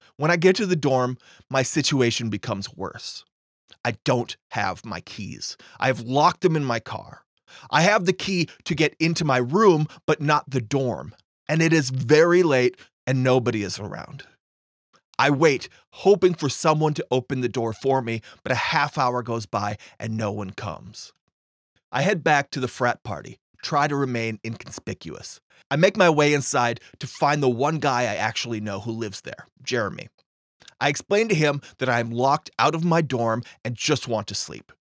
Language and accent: English; Fargo, North Dakota, United States; Grand Forks is only eighty-one miles north of my hometown, Fargo